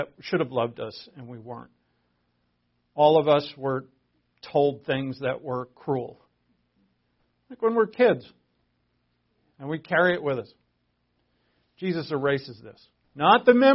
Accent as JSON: {"language": "English", "town": "Providence", "region": "Rhode Island", "country": "United States", "tie": "born or raised there", "said": "I was born in Providence, Rhode Island."}